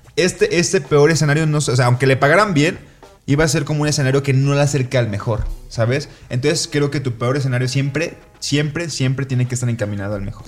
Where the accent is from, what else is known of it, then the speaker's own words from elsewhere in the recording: Colima, Mexico; yo soy de Colima, Colima está a la playa y la playa queda 40 minutos